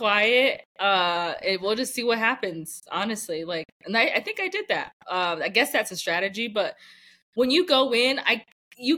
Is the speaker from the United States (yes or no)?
yes; United States; I'm an American